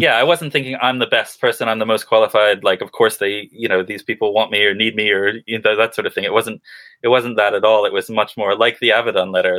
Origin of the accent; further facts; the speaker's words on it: Western Massachusetts, United States; now in United Kingdom; I grew up in New England in kind of Western Massachusetts